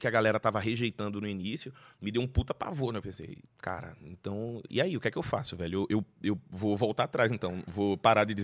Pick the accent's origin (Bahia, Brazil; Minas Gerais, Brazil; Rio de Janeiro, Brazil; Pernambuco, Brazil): Pernambuco, Brazil; Recife; now in São Paulo, Brazil; eu falo que sou de Recife, que tal, mudei para São Paulo, que foi me, me, adaptando.